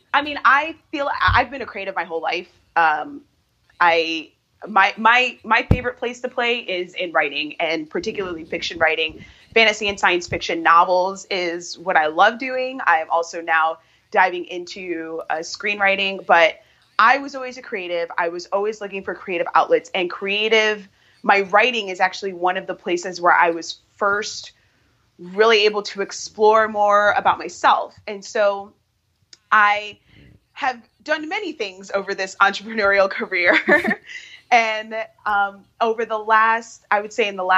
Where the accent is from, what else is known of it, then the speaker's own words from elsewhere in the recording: Chicago, Illinois, United States; I am from Chicago, born and raised, and still live here.